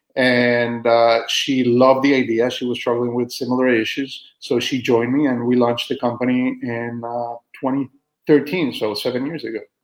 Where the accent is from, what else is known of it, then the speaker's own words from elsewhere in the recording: Costa Rica; moved away as an adult; also born or lived in Austin, Texas; now in United States; I'm originally from Costa Rica. I was born and raised there.